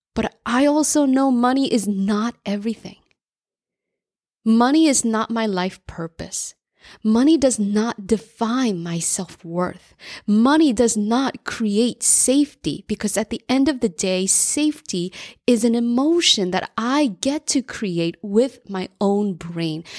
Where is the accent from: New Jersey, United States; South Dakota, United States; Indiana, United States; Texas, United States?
New Jersey, United States; I grew up in New Jersey as an immigrant latchkey kid.